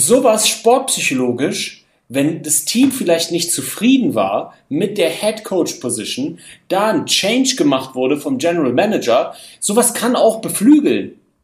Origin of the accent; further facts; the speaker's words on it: Berlin, Germany; ich bin Berliner